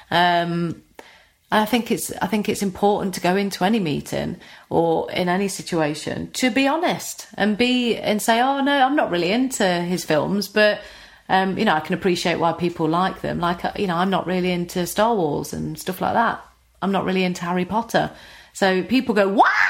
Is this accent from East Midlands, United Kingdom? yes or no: yes; East Midlands, United Kingdom; accent: Nottinghamshire; I would try and change my accent slightly, you know, make it less Notts